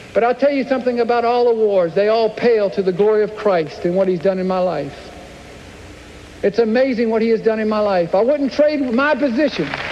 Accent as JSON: {"language": "English", "town": "Clemson", "region": "South Carolina", "country": "United States", "tie": "born or raised there", "said": "I grew up in Clemson, South Carolina"}